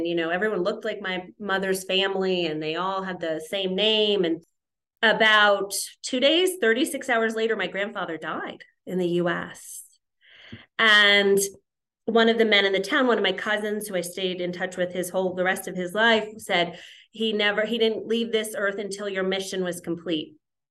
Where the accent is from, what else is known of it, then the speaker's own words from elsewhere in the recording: New Jersey, United States; I grew up in New Jersey.